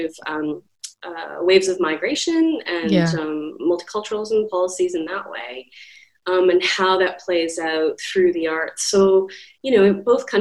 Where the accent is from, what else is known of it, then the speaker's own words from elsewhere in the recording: Regina, Saskatchewan, Canada; moved away as an adult; now in Melbourne, Australia; I grew up in Saskatchewan. So yes. In Regina